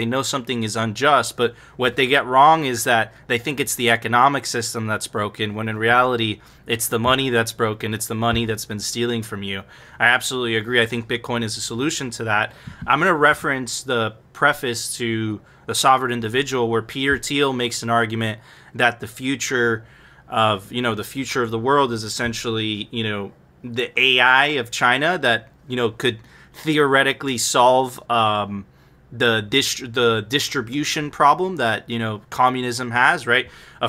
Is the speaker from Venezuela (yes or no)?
yes; Venezuela; moved away; I come from Venezuela myself, right? And I happen to be a millennial.